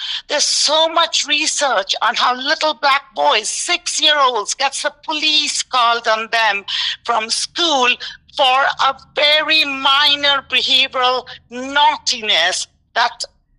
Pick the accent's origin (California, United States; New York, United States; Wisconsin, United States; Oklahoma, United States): New York, United States; now in Tucson, United States; Like, we grew up in New York. If anyone asks me where I'm from, I say I'm a New Yorker. I'm New York.